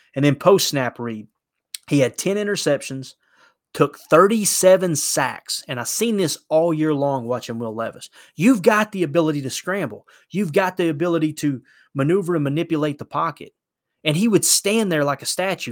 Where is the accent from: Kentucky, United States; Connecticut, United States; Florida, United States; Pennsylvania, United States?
Kentucky, United States; I grew up in Kentucky